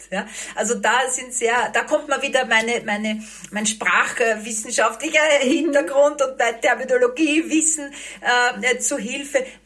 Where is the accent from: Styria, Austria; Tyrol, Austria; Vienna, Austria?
Vienna, Austria; ich bin eine geborene Wienerin.